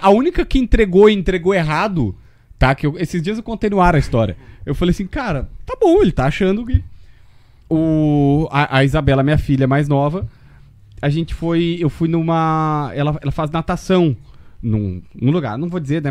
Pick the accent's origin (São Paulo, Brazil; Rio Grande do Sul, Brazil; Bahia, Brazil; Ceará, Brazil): Rio Grande do Sul, Brazil; Capivari do Sul; also born or lived in Osório; Eu, eu sou de Osório porque ninguém nasce em Capivaria. Minha cidade é tão pequena que não tem hospital, não tem nada.